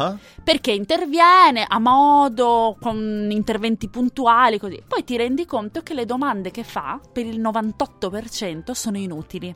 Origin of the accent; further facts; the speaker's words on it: Veneto, Italy; io sono veneta